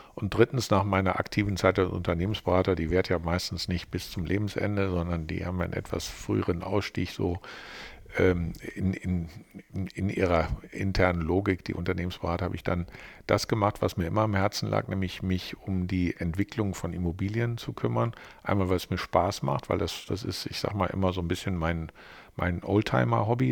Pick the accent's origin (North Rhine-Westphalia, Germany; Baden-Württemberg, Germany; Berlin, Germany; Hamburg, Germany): North Rhine-Westphalia, Germany; moved away as an adult; now in Düsseldorf, Germany; eigentlich bin ich ja äh, äh Rheinländer mit westfälischen Wurzeln, weil ich ja mit, äh, wie alt war ich denn da, weiß ich nicht, 26, 27 hierher gekommen bin aus Westfalen